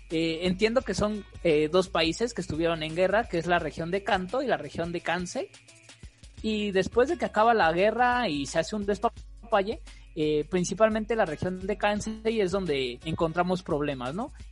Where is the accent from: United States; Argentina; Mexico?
Mexico; Aquí somos mexicanos